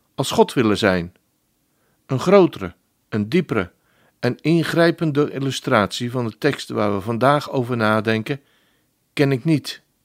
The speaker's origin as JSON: {"language": "Dutch", "country": "Netherlands", "said": "als een echte Nederlander"}